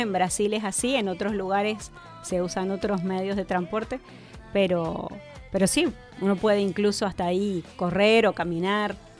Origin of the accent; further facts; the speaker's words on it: Mendoza, Argentina; moved away as an adult; now in Neuquén, Argentina; nací en Mendoza, viví en Mendoza hasta los 28 años, me fui de allá hace 20